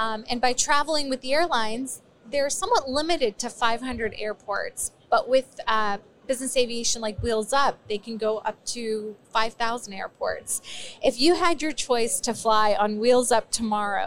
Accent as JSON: {"language": "English", "country": "United States", "tie": "born or raised there", "also_born_or_lived": "Afghanistan", "said": "I was born in Afghanistan, grew up in America."}